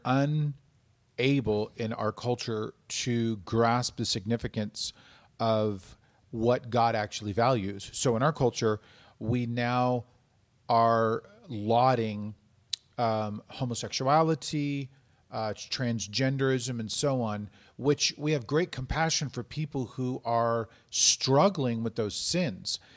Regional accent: United States; as Americans

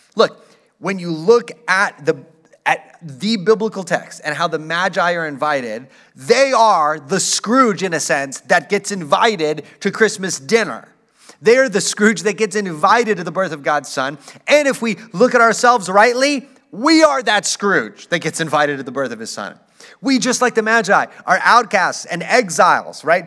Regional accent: El Paso, Texas, United States; I grew up in El Paso

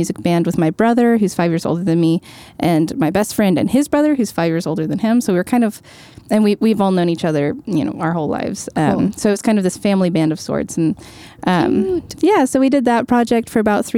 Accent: Louisville, Kentucky, United States; now in New York, United States; I grew up in Kentucky in Louisville

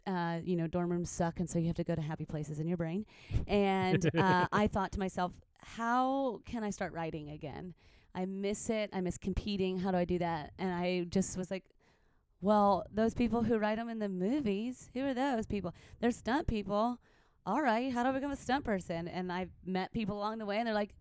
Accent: Nashville, Tennessee, United States; also born or lived in Chicago; now in Los Angeles, United States; I'm also from Nashville

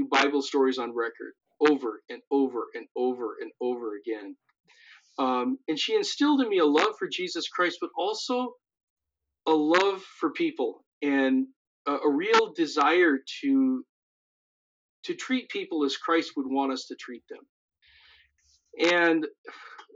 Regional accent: Missoula, Montana, United States; moved away as an adult; now in South Dakota, United States; I grew up in the mountains of Montana, in Missoula

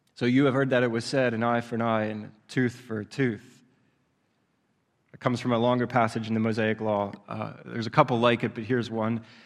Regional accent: Southeast Pennsylvania, United States; I grew up in Southeast Pennsylvania

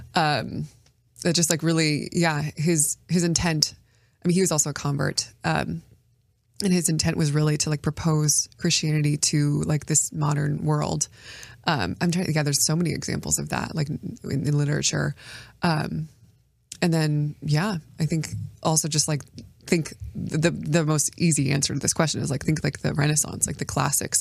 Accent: United States; as an American

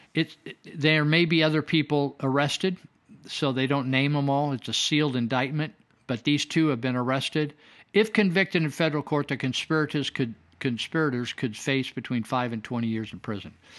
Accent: United States; also born or lived in Yuba County, California; I'm American

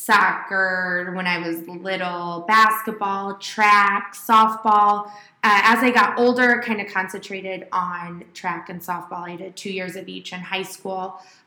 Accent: Rochester, Illinois, United States; moved away as an adult; now in Springfield, United States; I'm originally from Rochester, Illinois, and I currently live in Springfield.

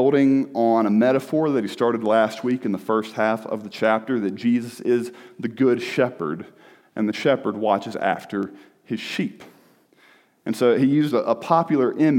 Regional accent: the South, United States; I'm from the South where everybody sounds nice

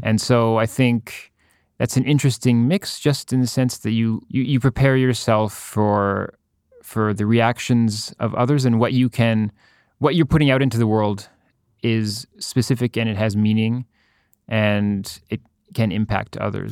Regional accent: Ottawa, Ontario, Canada; moved away as an adult; also born or lived in Berlin; now in Montreal, Canada; I grew up in Ottawa. I was born in Ottawa, grew up

